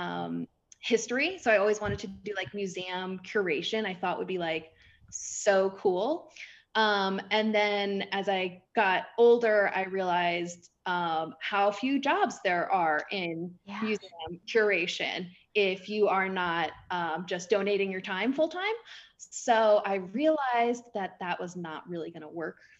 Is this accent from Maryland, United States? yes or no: yes; Maryland, United States; moved away as an adult; I'm actually from East Coast. I'm from Maryland.